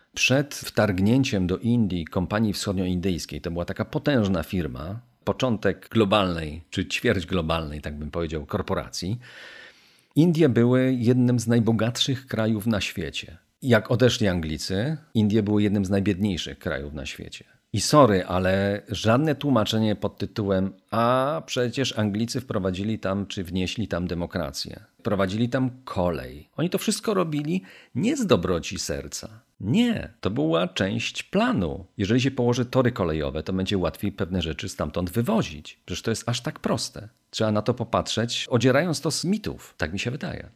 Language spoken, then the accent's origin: Polish; Poland